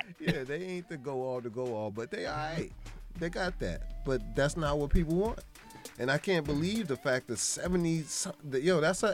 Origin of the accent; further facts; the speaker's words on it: United States; I feel like as an American, that's your right.